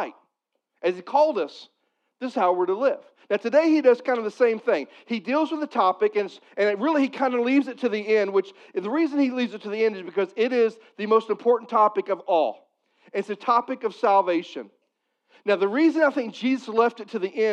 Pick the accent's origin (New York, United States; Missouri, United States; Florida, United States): Missouri, United States; I'm from Missouri.